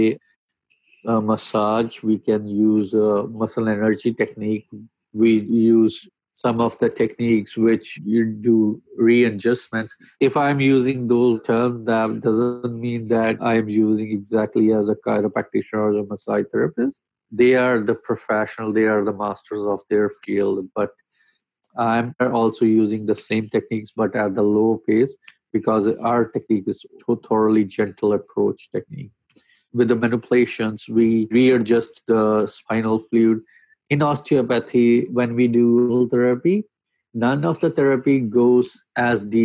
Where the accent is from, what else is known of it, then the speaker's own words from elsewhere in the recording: India; moved away as an adult; now in Abbotsford, Canada; I'm a physiotherapist from India.